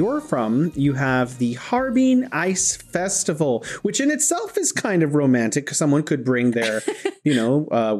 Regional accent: California, United States; now in Wuhan, China; I'm originally from California, but I'm living here in beautiful Wuhan, China.

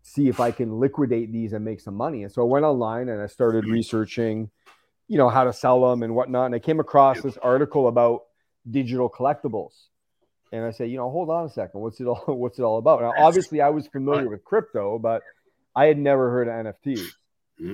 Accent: London, Ontario, Canada; I'm from Canada. I grew up in a small city called London, Ontario.

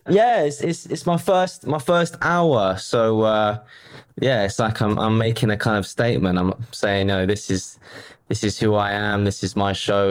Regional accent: London, United Kingdom; I was born in London

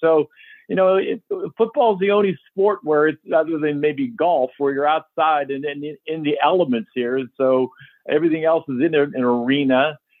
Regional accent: Johnstown, Pennsylvania, United States; we had a lot of rain when I grew up in Johnstown

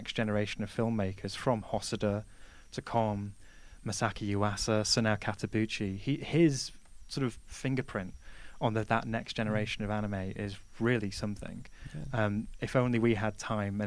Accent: England, United Kingdom; being very English

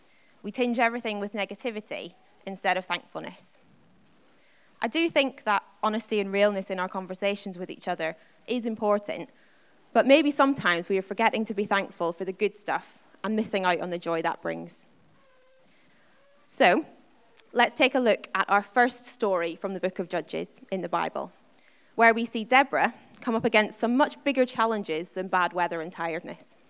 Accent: Northern Ireland, United Kingdom; I grew up in Northern Ireland

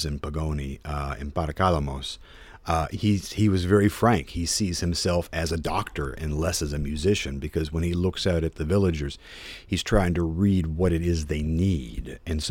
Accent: United States; I'm 46 years old and I'm an American

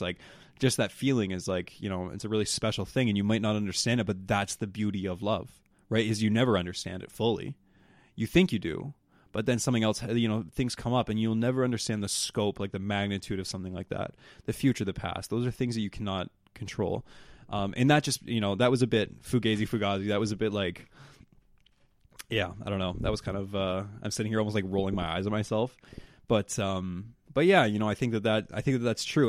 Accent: the Maritimes, Canada; I'm from the Maritimes

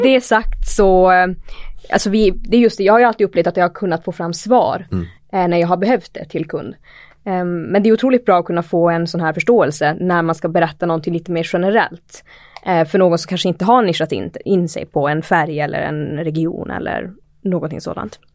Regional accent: Pajala, Norrbotten County, Sweden; moved away; jag är från eh, Pajala ursprungligen

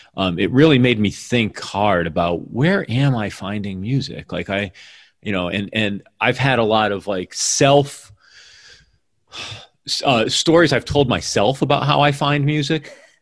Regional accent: Northeast, United States; moved away as an adult; also born or lived in New York; now in Seattle, United States; I grew up in the Northeast

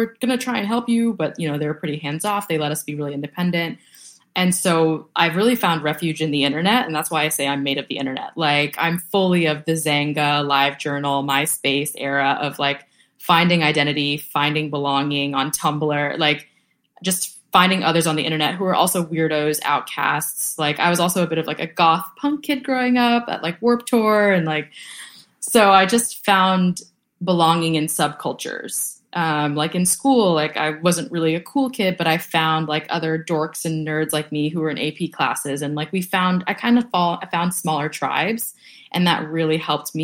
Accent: a town just south of Boston, Massachusetts, United States; first language Vietnamese; English is a second language; I grew up in a town just south of Boston

